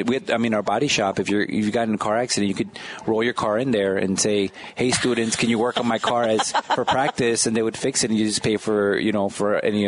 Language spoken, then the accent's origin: English; Chicago, Illinois, United States; So I grew up in Humboldt Park.